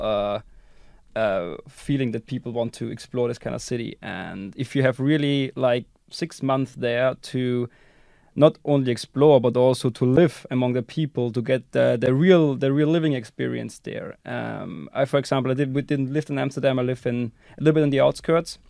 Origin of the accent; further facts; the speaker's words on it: Austria; moved away as an adult; also born or lived in Netherlands / United Kingdom; now in Estonia; I'm from Austria, and I ended up here in Estonia going to E B S